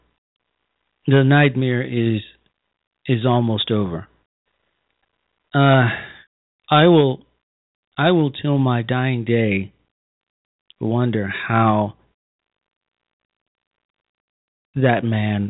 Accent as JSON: {"language": "English", "region": "Illinois", "country": "United States", "tie": "born or raised there", "said": "back home in my home state"}